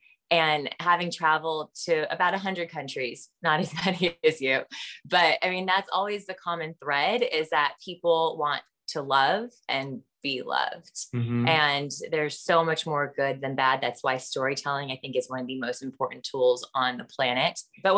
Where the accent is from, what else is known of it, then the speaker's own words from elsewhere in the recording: United States; Being an American, and being a white woman, you know, frankly, after the reckoning of the past year